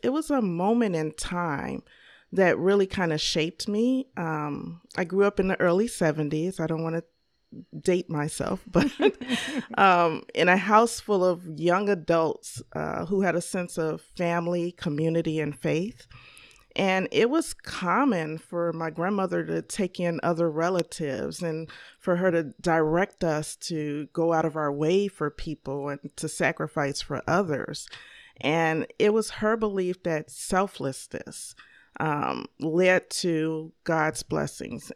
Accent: Chicago, Illinois, United States; I grew up here, uh, born and raised in Chicago, Illinois

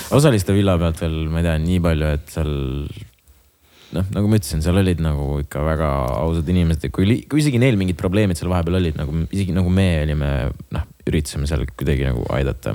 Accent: Jõgeva, Jõgeva County, Estonia; mina olen Jõgevalt

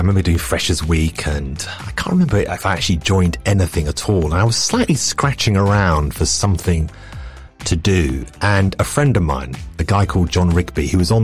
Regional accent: London, United Kingdom; I was a real north-south kind of kid, and I grew up in London

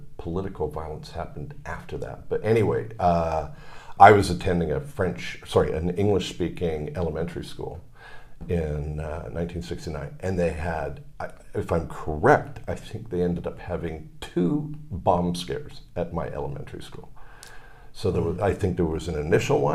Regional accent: Canada; also born or lived in Montreal, Canada; now in Malaysia; parents moved to Canada. I was born in Canada. Sister was born in Canada. We lived initially in Montreal, on the far east side of Canada.

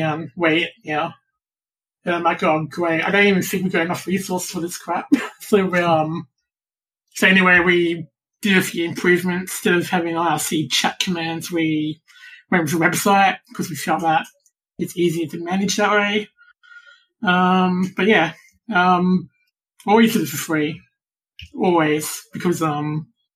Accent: Australia; From Australia.

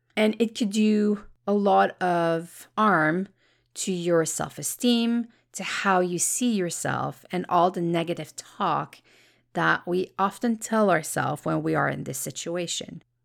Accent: Canada; I'm Canadian

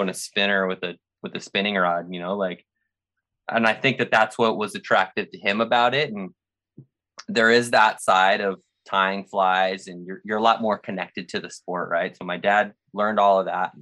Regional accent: Scottsdale, Arizona, United States; moved away; also born or lived in Utah / Tempe, Arizona; I grew up in Scottsdale and then went to college in Tempe

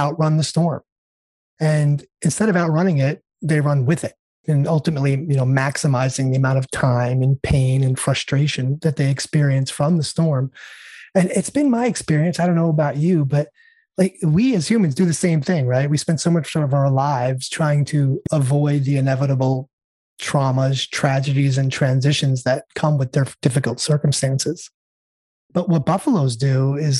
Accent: New York, United States; now in California, United States; I was born and raised in New York

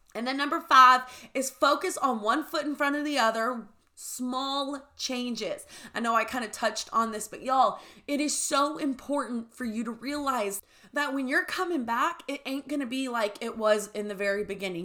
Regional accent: the South, United States; we grew up in the South.

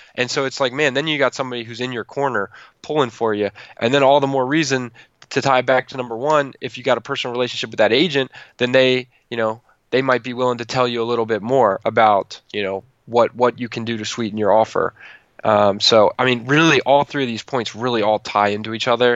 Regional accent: Calvert County, Maryland, United States; moved away as an adult; also born or lived in New York City; I moved from New York City back to Calvert County

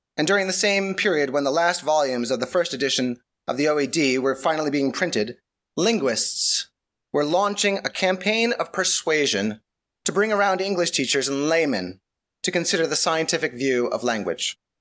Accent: New York, United States; I am, I am from New York

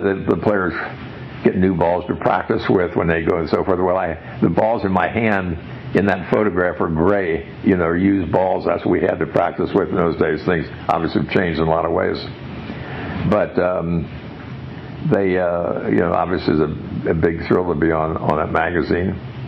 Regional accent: San Angelo, Texas, United States; It's my hometown, my home club.

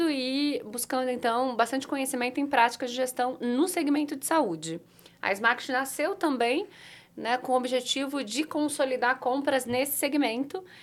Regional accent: Limeira, São Paulo, Brazil; Eu sou natural de Limeira, do interior de São Paulo

